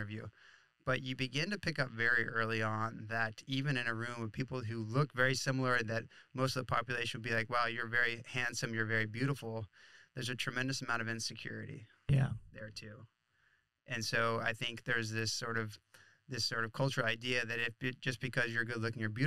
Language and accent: English; Flagler Beach, Florida, United States; I grew up in Florida and started surfing in Florida in Flagler Beach